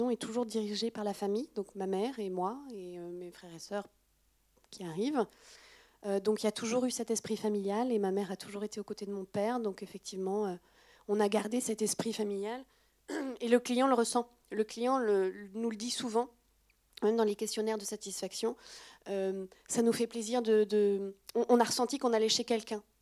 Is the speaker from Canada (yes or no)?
no; France; Alors, en tant que Française, peut-être, il hein, faut voir après à l'étranger.